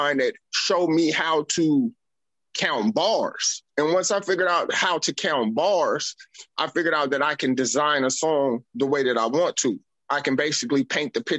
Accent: Las Vegas, Nevada, United States; I'm from Las Vegas, Nevada. I'm actually born and raised. I'm a native from the city.

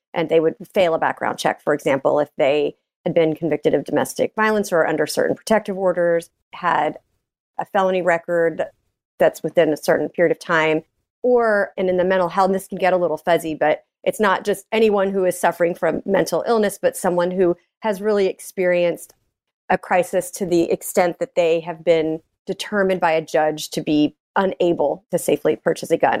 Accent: Richardson, Texas, United States; also born or lived in New York; now in Austin, United States; I grew up in Dallas

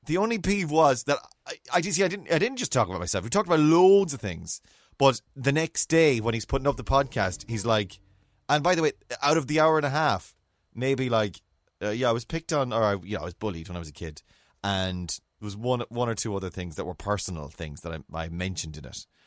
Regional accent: Mayo, Connacht, Ireland; growing up in Mayo

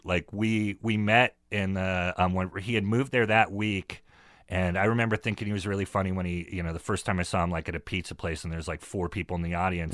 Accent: Northern California, United States; also born or lived in San Francisco; I come from Northern California

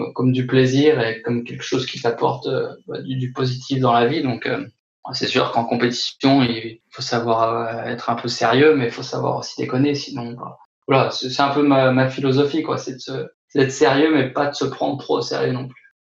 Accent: Haute-Savoie, Auvergne-Rhône-Alpes, France; now in Besançon, France; je suis originaire de Haute-Savoie

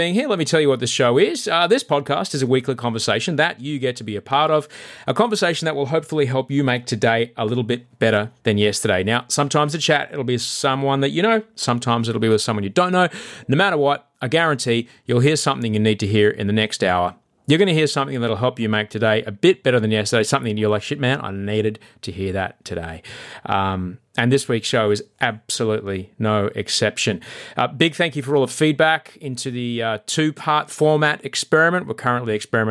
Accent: Brisbane, Queensland, Australia; Brisbane's my hometown

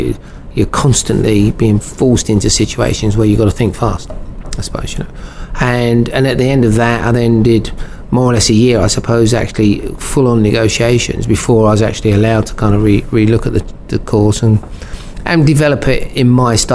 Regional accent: London, United Kingdom; born and bred in Brixton

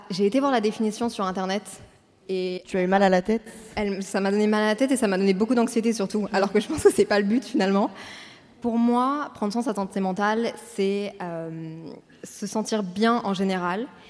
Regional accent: Brussels, Brussels-Capital Region, Belgium; moved away as an adult; also born or lived in Paris / Montreal; j'ai 24 ans, je viens de Bruxelles

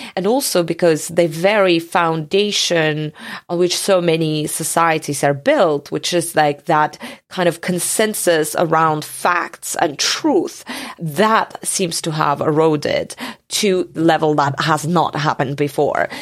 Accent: Georgia; moved away; also born or lived in Soviet Union; I come from Georgia, but, um, the other Georgia, the country, not the state.

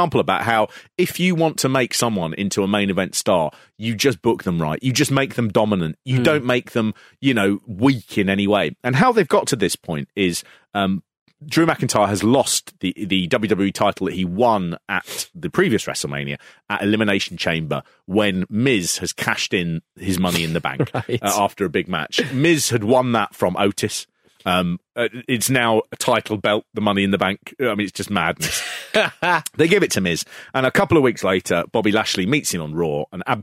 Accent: Hatch End, London, United Kingdom; when I was growing up in Hatch End

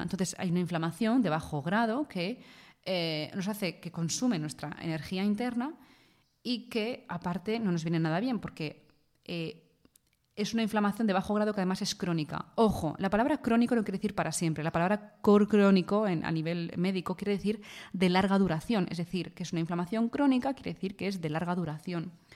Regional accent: Spain; yo soy de España y aquí en España

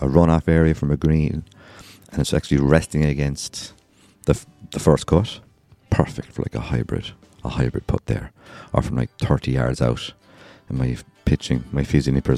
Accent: Ireland; I'm Irish

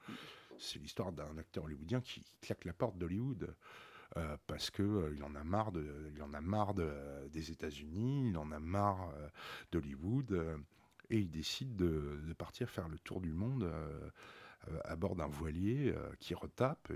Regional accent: Paris, Île-de-France, France; grandir dans, le 16e arrondissement

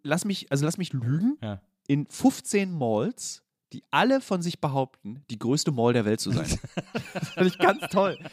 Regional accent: Berlin, Germany; ich bin in Lichtenberg groß geworden

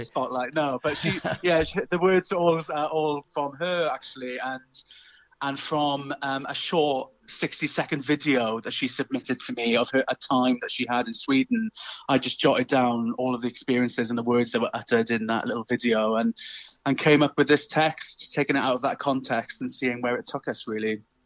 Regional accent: South Wales, United Kingdom; accent: Welsh; you might be able to tell from my uh, lilting Welsh tones. Um, I'm from South Wales originally

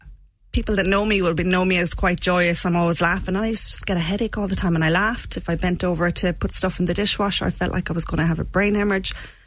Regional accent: Shannon, County Clare, Ireland; I'm from Shannon originally, out the road.

